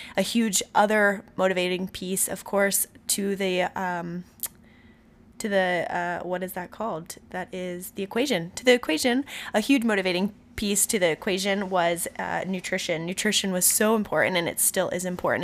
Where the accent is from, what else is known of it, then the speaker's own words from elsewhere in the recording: Robbinsville, New Jersey, United States; now in Santa Barbara, United States; This is where I was born, but I was raised in Robbinsville, New Jersey. I grew up there for about thirteen years